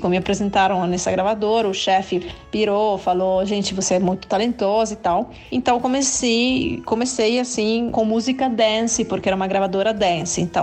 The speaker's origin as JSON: {"language": "Portuguese", "country": "Italy", "said": "porque eu sou italiana"}